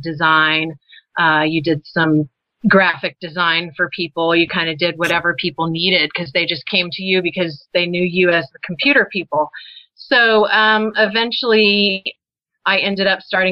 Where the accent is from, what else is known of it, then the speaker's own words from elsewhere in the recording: Texas, United States; moved away; also born or lived in Colorado; I'm from Texas originally